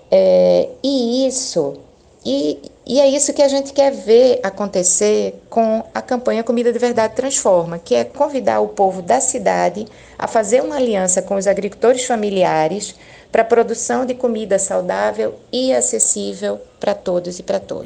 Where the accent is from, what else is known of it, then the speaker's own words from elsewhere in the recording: Pernambuco, Brazil; sou pernambucana